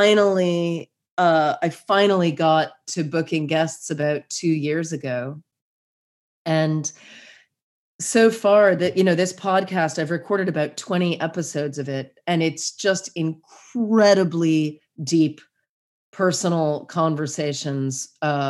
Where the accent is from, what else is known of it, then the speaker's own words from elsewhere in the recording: United States; moved away as an adult; now in Havelock North, New Zealand; I could fly home to America any old time